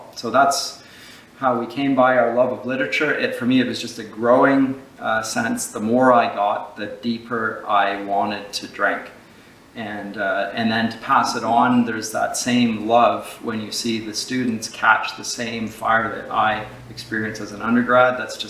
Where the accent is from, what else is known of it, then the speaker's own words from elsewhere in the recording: London, United Kingdom; also born or lived in Scotland (ancestry only); and so I grew up in London, Scottish extraction. My father, at any rate, my mother is actually part Mohawk